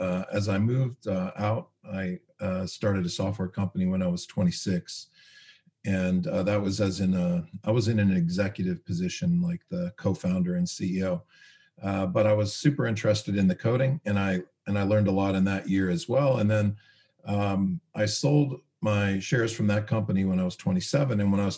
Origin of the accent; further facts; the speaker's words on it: Canada; also born or lived in United States; I grew up in Canada and US.